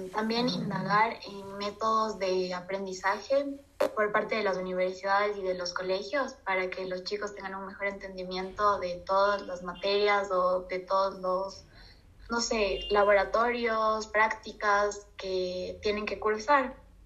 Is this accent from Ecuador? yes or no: yes; Ecuador; Al final todos somos ecuatorianos